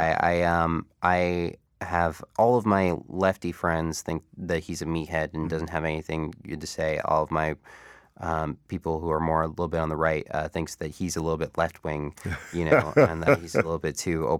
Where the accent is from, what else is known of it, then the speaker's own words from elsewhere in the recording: Niagara Falls, Ontario, Canada; one of the first interviews I ever did was …, because I grew up in Niagara Falls.